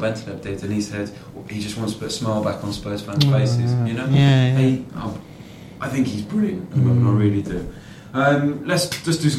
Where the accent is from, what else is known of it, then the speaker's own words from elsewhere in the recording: Cardiff, Wales, United Kingdom; As a boy from Cardiff